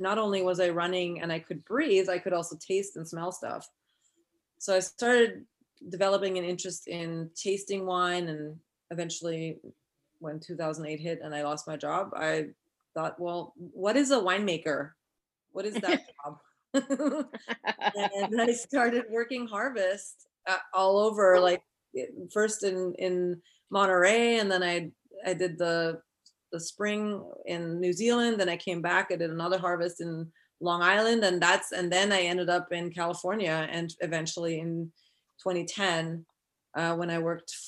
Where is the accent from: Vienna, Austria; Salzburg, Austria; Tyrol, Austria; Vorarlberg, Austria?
Vienna, Austria; moved away as an adult; also born or lived in New York City, United States; now in Petaluma, United States; I grew up in Europe, actually in Vienna, and moved to New York City in 2002